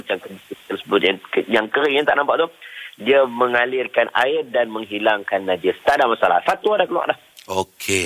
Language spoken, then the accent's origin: Malay; Penang, Malaysia; saya orang Penang